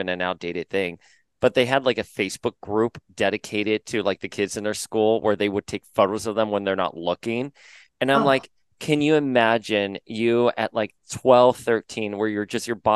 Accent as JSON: {"language": "English", "region": "South Florida", "country": "United States", "tie": "born or raised there", "said": "I was a kid growing up in South Florida"}